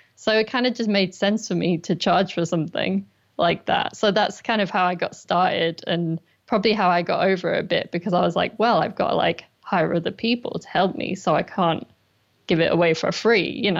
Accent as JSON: {"language": "English", "town": "Durham", "region": "North East England", "country": "United Kingdom", "also_born_or_lived": "London", "moved": "as an adult", "said": "I'm actually from Durham in the northeast of England"}